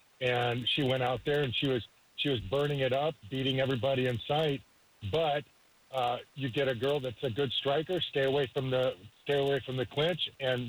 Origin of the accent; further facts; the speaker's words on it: Indiana, United States; We're from Indiana.